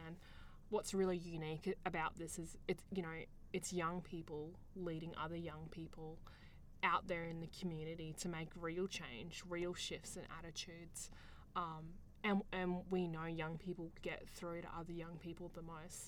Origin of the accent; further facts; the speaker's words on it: Queensland, Australia; I grew up here in Australia